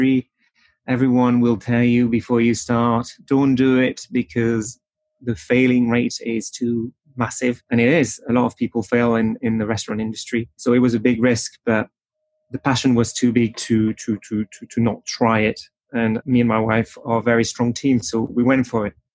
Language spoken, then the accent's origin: English; Pays de la Loire, France; moved away as an adult; also born or lived in French Alps; now in Newcastle, United Kingdom; I am from France